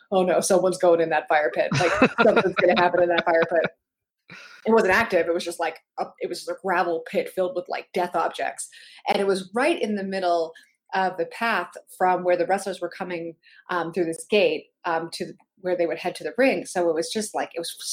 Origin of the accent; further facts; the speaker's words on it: Pittsburgh, Pennsylvania, United States; I'm from Pittsburgh